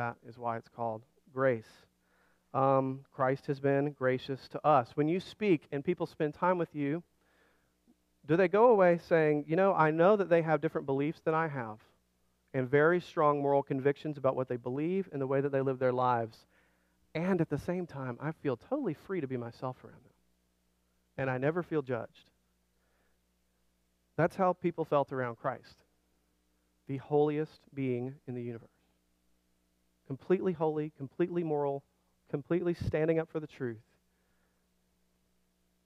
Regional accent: Alabama, United States; moved away; I grew up in Alabama

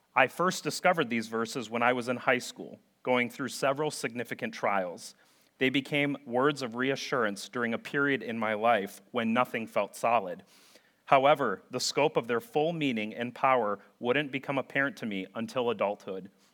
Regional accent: St. Paul, Minnesota, United States; growing up in St. Paul, Minnesota

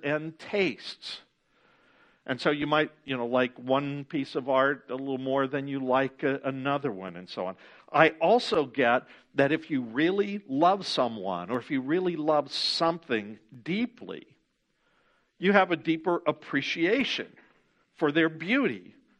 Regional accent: Ohio, United States; moved away; when I was a kid growing up in Ohio

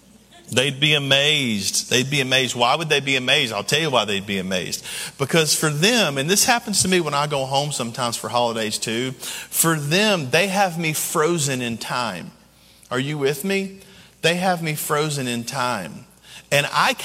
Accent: Camden and Waverly, West Tennessee, United States; moved away; my original hometown was in West Tennessee. It was in Camden and Waverly, Tennessee

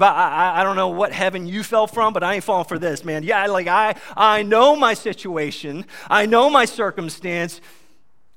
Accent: New York, United States; I'm from New York

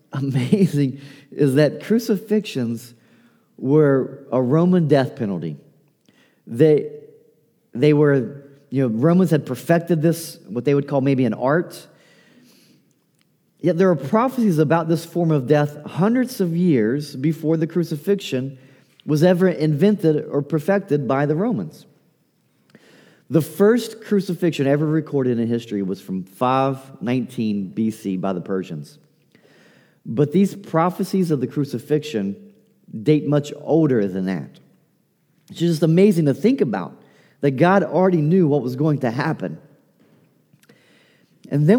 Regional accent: Appalachia, United States; accent: Appalachian; My Appalachian accent

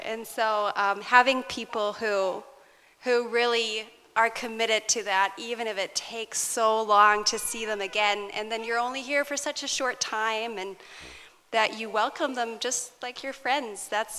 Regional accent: Rizal, Calabarzon, Philippines; born there; Rizal Laguna.

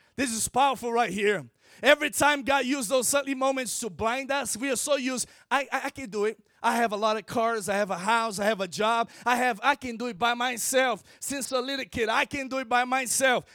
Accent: Brazil; first language Portuguese; English is a second language; I'm from Brazil

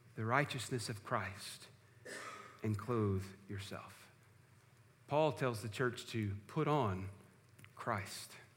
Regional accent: George West, Texas, United States; growing up in First Baptist Church at George West

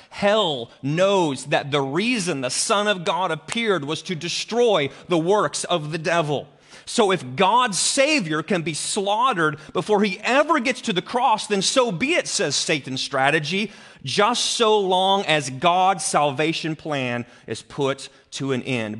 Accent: Greene County, Illinois, United States; So I grew up in Greene County. The center of Greene County is Carrollton, Illinois

